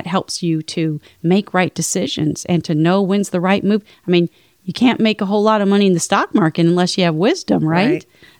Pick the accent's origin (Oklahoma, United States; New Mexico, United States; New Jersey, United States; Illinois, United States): Illinois, United States; Chicago; I grew up in Chicago.